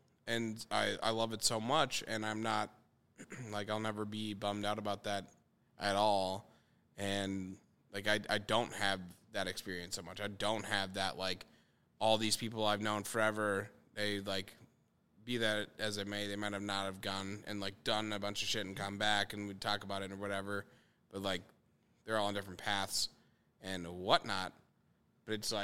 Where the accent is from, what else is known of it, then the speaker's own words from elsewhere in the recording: Minneapolis, Minnesota, United States; I am from here